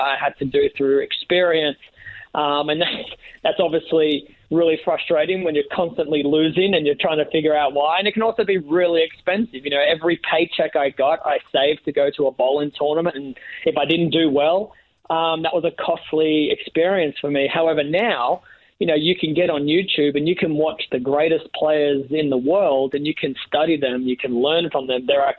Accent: Australia; Yeah, pretty much. I was born into bowling.

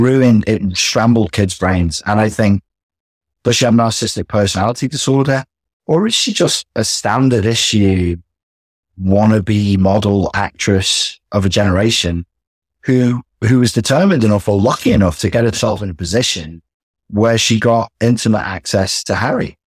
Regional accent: England, United Kingdom; we're English

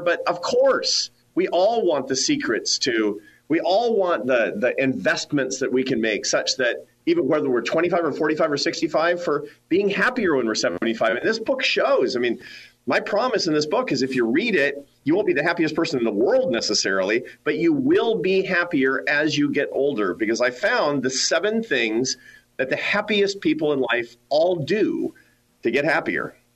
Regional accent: Seattle, Washington, United States; I grew up in the Pacific Northwest. I grew up in Seattle, Washington

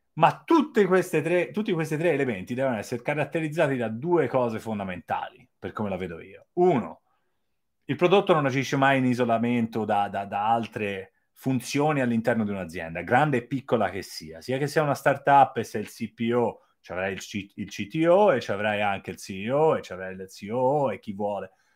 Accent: Florence, Tuscany, Italy; moved away as an adult; also born or lived in China; sono di Firenze.

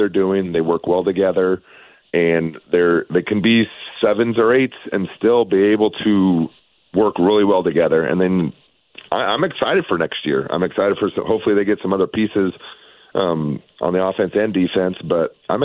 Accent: Tacoma, Washington, United States; also born or lived in Spokane, Washington / Cheney, Washington; I grew up in Tacoma, so just south of Seattle there.

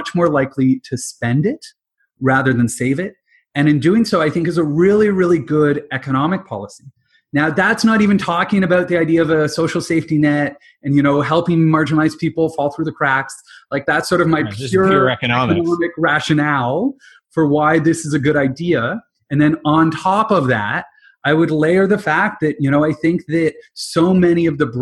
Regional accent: London, Ontario, Canada; also born or lived in Halifax, Nova Scotia; So I'm originally from London, Ontario. I grew up with my dad in the investment industry.

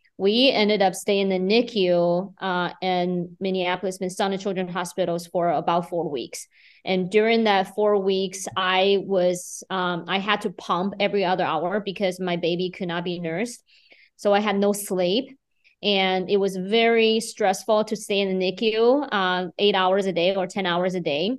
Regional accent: Beijing, China; moved away as an adult; now in Fargo, United States; I'm originally from China, Beijing. I, uh, moved to Fargo in two thousand nine after I turned thirty.

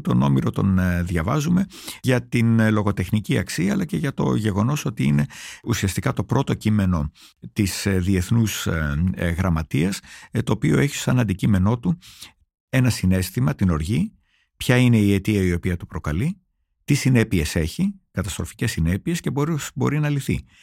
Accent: Greece; moved away as an adult; ως ένας Έλληνας, ο οποίος έφυγε μόνιμα από την Ελλάδα όταν ήταν 26 χρονών

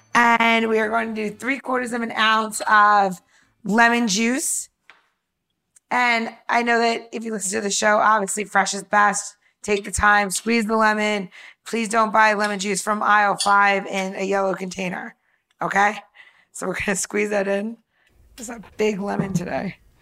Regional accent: New York, United States; I grew up in New York and I grew up in a very mixed community

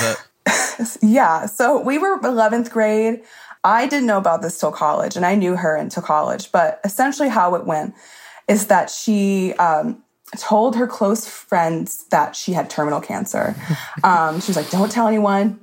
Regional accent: Alabama, United States; moved away as an adult; also born or lived in Mississippi; now in North Carolina, United States; I was born in Mississippi, but lived most of my life in Alabama. Now I'm in North Carolina

